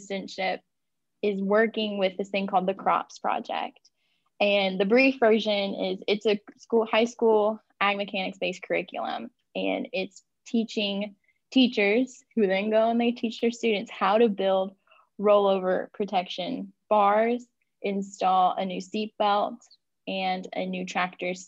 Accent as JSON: {"language": "English", "region": "West Kentucky", "country": "United States", "tie": "born or raised there", "said": "I am born and raised in Kentucky"}